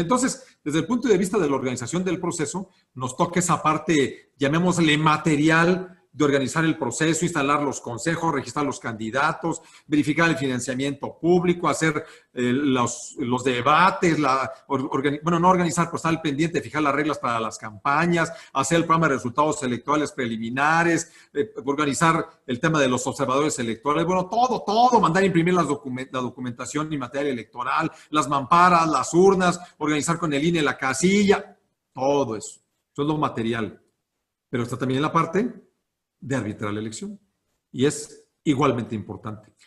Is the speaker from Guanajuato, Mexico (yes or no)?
yes; Celaya, Guanajuato, Mexico; moved away as an adult; now in Guanajuato, Mexico; Yo soy de Celaya, allá estuve pues, prácticamente toda mi infancia, allá fui a la universidad